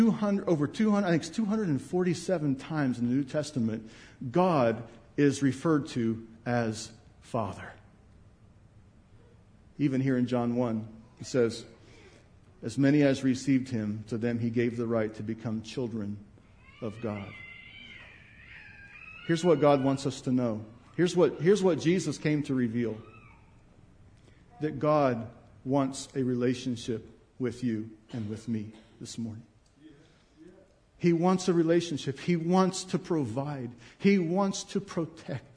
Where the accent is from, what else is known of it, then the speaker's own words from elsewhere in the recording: United States; I'm an American